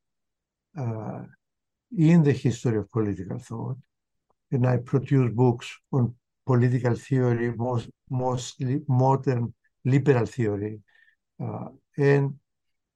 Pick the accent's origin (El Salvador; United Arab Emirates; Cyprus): Cyprus; moved away as an adult; also born or lived in Connecticut, United States / Massachusetts, United States; I was born and raised in Cyprus until my late teens